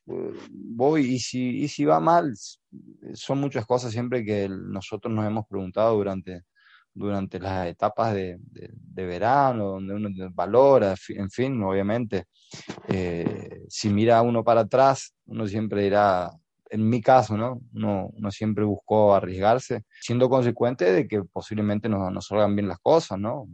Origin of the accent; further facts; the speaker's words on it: Presidencia Roque Sáenz Peña, Chaco, Argentina; Yo nací en Presidencia Roque Sáenz Peña Chaco, es la segunda ciudad de, con más importancia de la provincia del Chaco.